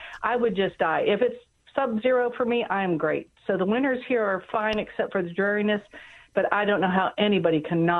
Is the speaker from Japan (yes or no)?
no; Bermuda; moved away as an adult; now in United States; I was born and raised in Bermuda.